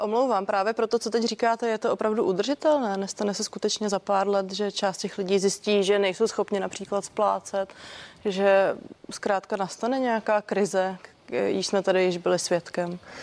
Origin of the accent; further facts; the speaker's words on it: Czechia; jsme v tom jako Češi vlastně výjimeční